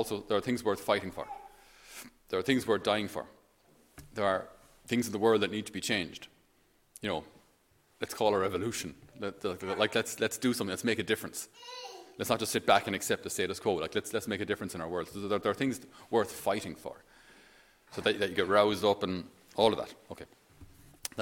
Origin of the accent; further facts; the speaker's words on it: Ireland; for us as Irish